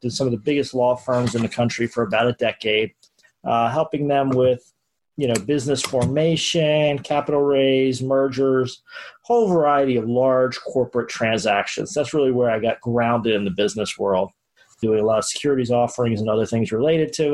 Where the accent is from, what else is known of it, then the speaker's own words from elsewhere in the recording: Baltimore, Maryland, United States; moved away as an adult; now in Florida, United States; Grew up in Baltimore, Maryland, so northern suburbs, and did all of my education in the Maryland area, Baltimore area.